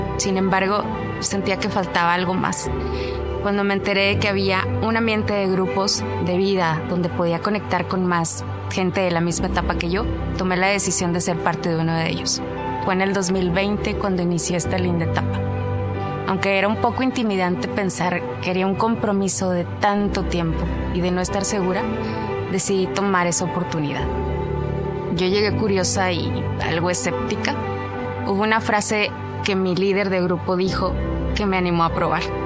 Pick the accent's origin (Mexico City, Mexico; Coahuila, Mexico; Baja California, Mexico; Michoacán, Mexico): Coahuila, Mexico; Monclova; moved away as an adult; now in Monterrey, Mexico; nací en Monclova, Coahuila, crecí en un hogar con amor y unión familiar